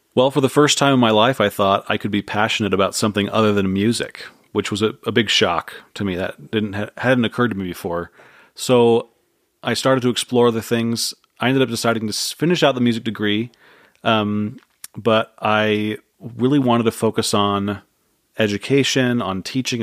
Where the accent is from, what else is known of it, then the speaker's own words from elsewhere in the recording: San Jose, California, United States; born and raised in San Jose